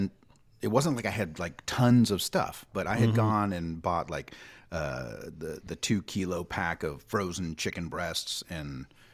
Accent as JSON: {"language": "English", "region": "Hawaii", "country": "United States", "said": "But hey, as a Hawaiian, once you see the rice shelf start emptying."}